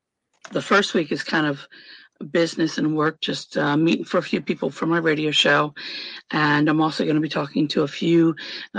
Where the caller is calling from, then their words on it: Indiana, United States; Am in northern Indiana. I am 5 minutes from the Michigan border, so I'm that far up.